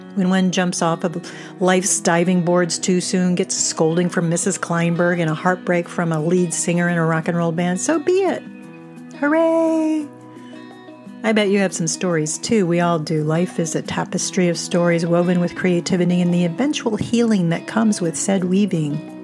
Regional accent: Miami, Florida, United States; also born or lived in New Jersey; When I was five, we moved from New Jersey to Miami, and my family joined Kings Bay Country Club.

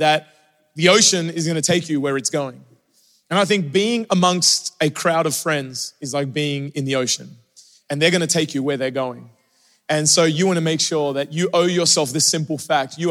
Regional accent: Australia; moved away; growing up in Australia

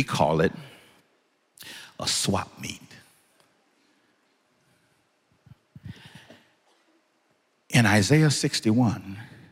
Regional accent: Los Angeles, California, United States; I'm from Los Angeles, California

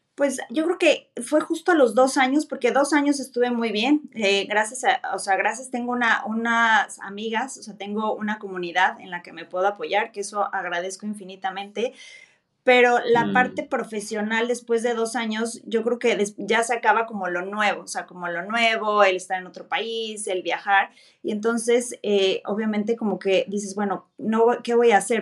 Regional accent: Mexico; moved away as an adult; now in Germany; Soy mexicana, pero mi abuelo era chino

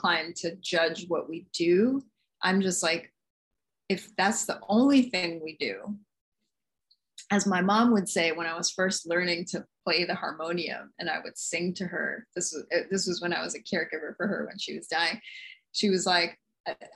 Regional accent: New York City, New York, United States; moved away as an adult; also born or lived in Nagasaki Prefecture, Japan; I was born in Jamaica, Queens in New York City to two East Indian immigrant parents

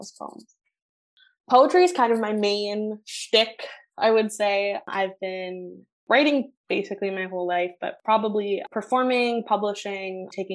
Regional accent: Sri Lanka; I'm South Asian. I'm Tamil specifically. I'm from Sri Lanka.

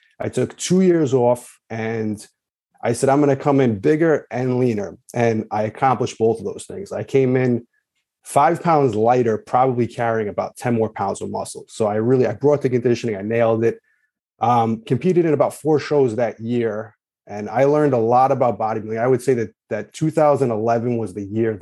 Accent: Long Island, New York, United States; I'm from New York, grew up in Long Island.

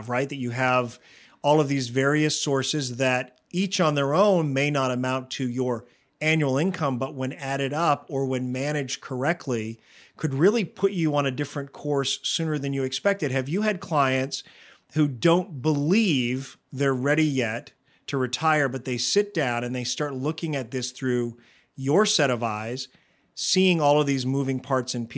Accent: Maine, United States; where I grew up in Maine, a smaller town where the cost of living is less

